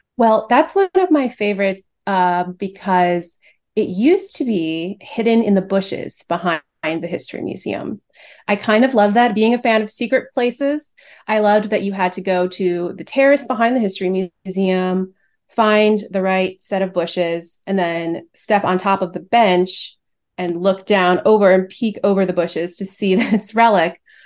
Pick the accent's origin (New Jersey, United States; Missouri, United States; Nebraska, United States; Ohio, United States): Ohio, United States; Cleveland; moved away as an adult; now in Chicago, United States; So I grew up in Cleveland. I'm not a Chicago native